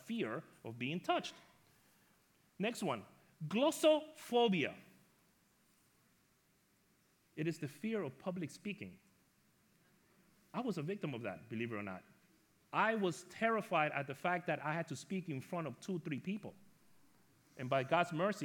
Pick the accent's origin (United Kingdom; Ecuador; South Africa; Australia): Ecuador; moved away; also born or lived in New York; When I was younger, I grew up in Ecuador, South America